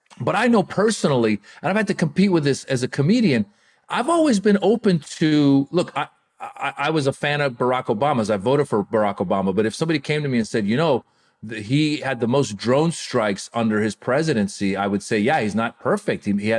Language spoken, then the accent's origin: English; United States; also born or lived in Iran; I come from an immigrant background. I was born in Iran, grew up in America.